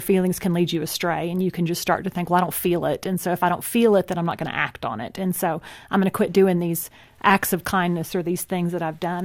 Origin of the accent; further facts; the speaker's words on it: Texas, United States; I grew up in Texas too. I just had such a different city upbringing